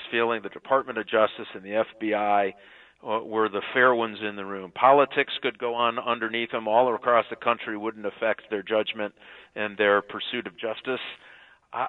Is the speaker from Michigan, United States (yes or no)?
yes; Michigan, United States; I've been part of Michigan for over 40 years, and this is my home state, and my family's all here